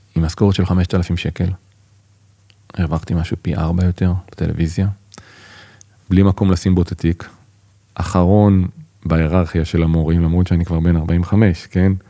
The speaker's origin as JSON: {"language": "Hebrew", "town": "Holon", "region": "Tel Aviv District", "country": "Israel", "tie": "born or raised there", "also_born_or_lived": "Bat Yam", "moved": "yes", "lives_now": "kibbutz near Beit Shemesh, Israel", "said": "אני יליד בת ים, נולדתי בבת ים, גדלתי בחולון"}